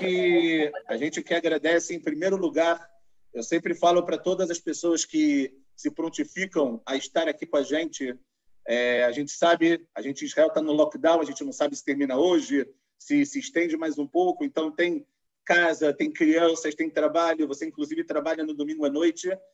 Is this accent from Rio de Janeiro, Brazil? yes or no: yes; Rio de Janeiro, Brazil; accent: carioca; carioca da gema, assim como eu, a gente consegue perceber pelo sotaque